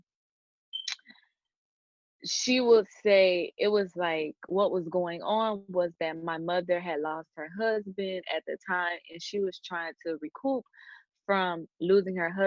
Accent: Miami, Florida, United States; born and raised in Miami, Florida. I still live in Miami, Florida. I've only ever lived in Florida my whole life.

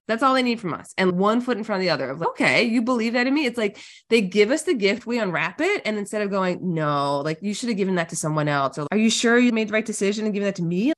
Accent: Newfoundland and Labrador, Canada; I'm a Canadian, born and bred up north in Newfoundland, Canada

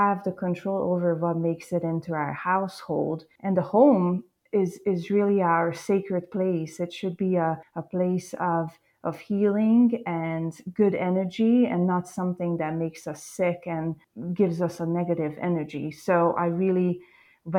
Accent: Hungary; English is a second language; moved away as an adult; now in United States; growing up in Eastern Europe, especially in like a small farm village

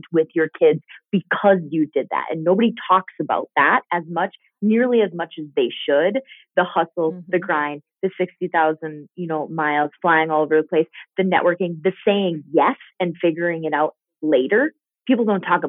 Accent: Minnesota, United States; also born or lived in Green Bay, Wisconsin; We moved back to Minnesota from Green Bay because I had four kids and because we needed that support system. My parents are here. My aunt's here.

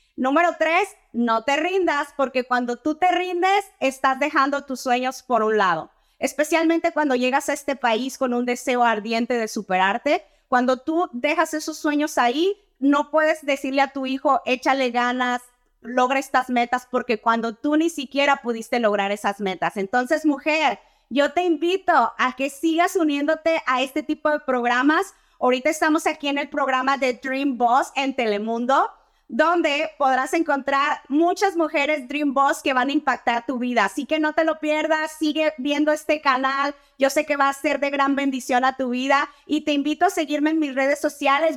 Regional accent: Torreón, Coahuila, Mexico; moved away as an adult; now in United States; soy ciudadana americana nacida en Torreón, Coahuila, México. Llegué Ah, en el 2008 con un pequeño niño de tres años de edad.

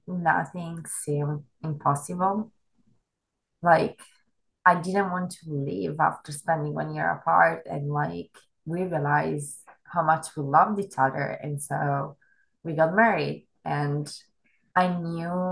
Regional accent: Italy; moved away as an adult; also born or lived in Germany; now in Bay Area, United States; I'm Italian. I was born and raised in Italy

